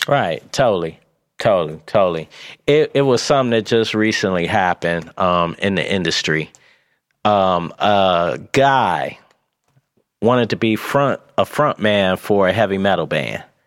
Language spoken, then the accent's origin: English; Pontiac, Michigan, United States; also born or lived in Atlanta; I'm from Pontiac